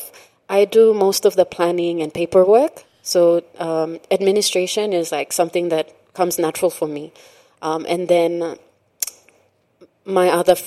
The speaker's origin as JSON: {"language": "English", "region": "Morobe", "country": "Papua New Guinea", "tie": "born or raised there", "also_born_or_lived": "East Sepik", "said": "we were raised in Pololo, Gurako"}